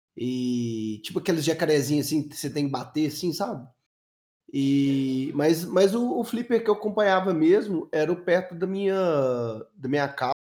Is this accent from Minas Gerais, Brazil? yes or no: yes; Belo Horizonte, Minas Gerais, Brazil; eu sou de Minas